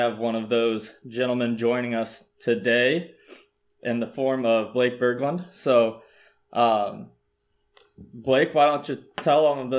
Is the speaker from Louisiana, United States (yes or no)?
no; Iowa, United States; your co-host with Garrett. I am from Iowa.